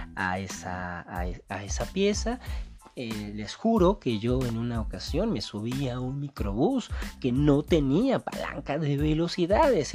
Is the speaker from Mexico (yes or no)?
yes; Mexico; nos caracteriza como mexicano